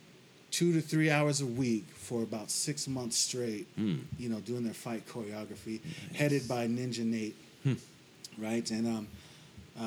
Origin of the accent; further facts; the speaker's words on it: Las Vegas, Nevada, United States; moved away as an adult; now in Hawaii, United States; Born and raised in Las Vegas, Nevada